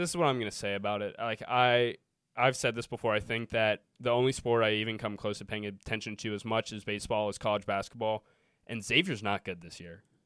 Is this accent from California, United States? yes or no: no; Cincinnati, Ohio, United States; I'm from Cincinnati